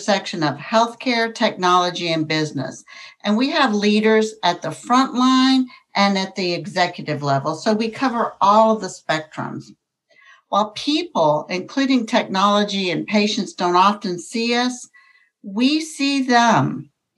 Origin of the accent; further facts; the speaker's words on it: Gainesville, Texas, United States; moved away as an adult; also born or lived in Fort Worth, Texas; I'm from Gainesville, Texas, which is a small town in North Texas, and I went to work at 18 years of age at Gainesville Memorial Hospital